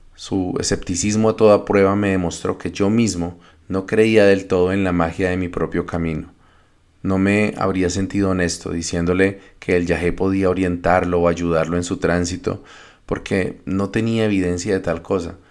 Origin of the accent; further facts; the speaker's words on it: Colombia; moved away as an adult; now in Canada; Me fui de Colombia frustrado por el fracaso del plebiscito por la paz en 2016